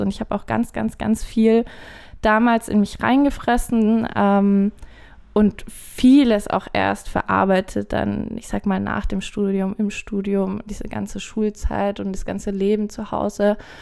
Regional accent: Forchheim, Bavaria, Germany; moved away; ich komme nämlich ursprünglich aus Forchheim Forchheim liegt im äh, schönen Bayern, aber wer aus Forchheim kommt, also das sind Franken so.

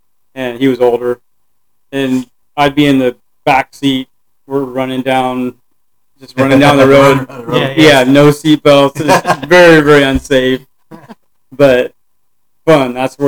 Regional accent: Washington, United States; also born or lived in Southern California; now in Austin, United States; I was born in Southern California. Southern Cal. And didn't really do much there. I left when I was 8, moved mm-hmm. to Washington State

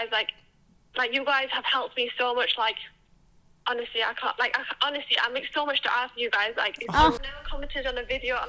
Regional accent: Sheffield, Yorkshire and the Humber, United Kingdom; I'm from Sheffield, by the way.

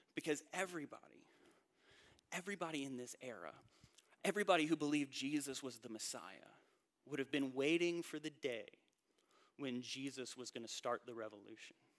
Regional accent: North Carolina, United States; moved away as an adult; also born or lived in Indiana; I grew up in North Carolina, I went to college in Indiana, and I spent the first 10 years of my adult life in the North

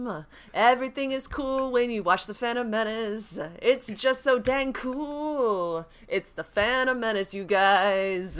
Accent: California, United States; I am from California

